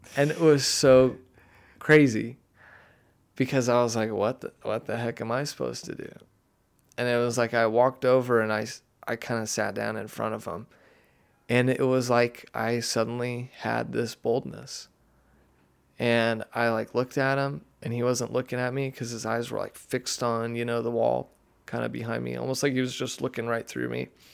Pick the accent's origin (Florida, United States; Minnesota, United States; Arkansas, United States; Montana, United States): Arkansas, United States; Siloam Springs; I grew up in Siloam